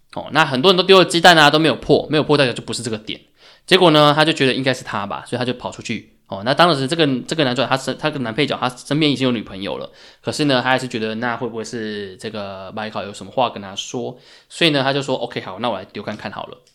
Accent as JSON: {"language": "Chinese", "country": "Taiwan", "said": "作为台湾人，可能我们大家对这个COVID nineteen 其实感觉不深"}